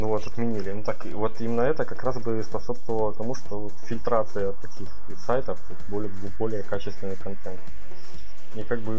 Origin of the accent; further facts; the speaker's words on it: Ukraine; я как человек из Украины